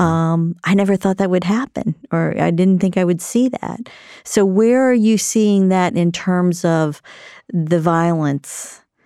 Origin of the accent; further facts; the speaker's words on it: South Carolina, United States; I grew up in South Carolina